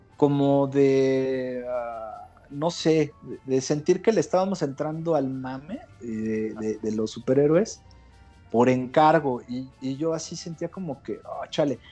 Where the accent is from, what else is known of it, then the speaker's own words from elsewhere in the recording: Mexico; toda la gente que estamos en, en México ahorita y que somos mexicanos